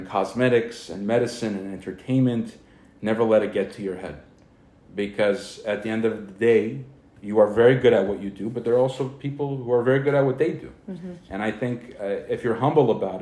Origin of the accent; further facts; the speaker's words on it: Glendale, California, United States; I grew up in Glendale. I grew up here